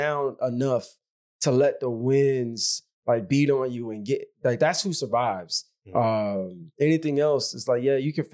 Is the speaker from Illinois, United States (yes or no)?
yes; Chicago, Illinois, United States; I'm from the South Side of Chicago